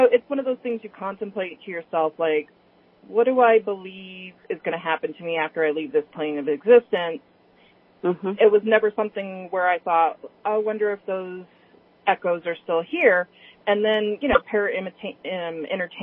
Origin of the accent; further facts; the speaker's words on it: California, United States; now in Richmond, United States; I grew up in California